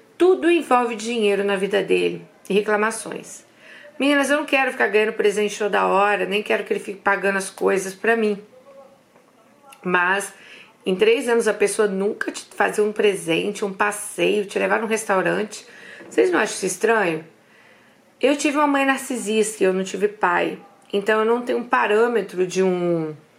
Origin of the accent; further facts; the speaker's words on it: Brazil; moved away as an adult; also born or lived in London; Nós somos brasileiras, a gente vem de uma cultura que a gente tem aquela coisa, né, de presentear outras pessoas